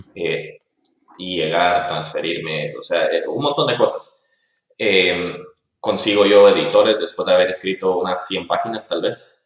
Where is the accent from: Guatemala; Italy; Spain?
Guatemala; nosotros como guatemaltecos